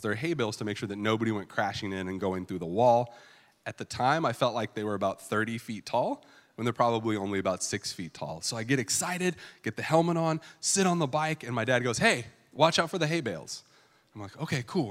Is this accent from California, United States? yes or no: yes; California, United States; I grew up in California